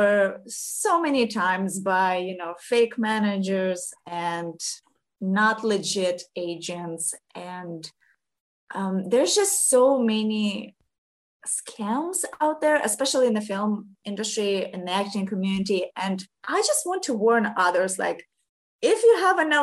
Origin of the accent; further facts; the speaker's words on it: Ukraine; English is a second language; now in United States; originally I'm from Ukraine